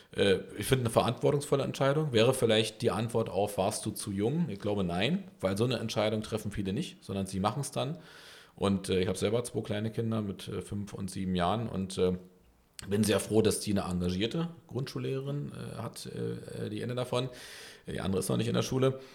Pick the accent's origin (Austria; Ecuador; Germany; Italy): Germany; Berlin; ich bin Berliner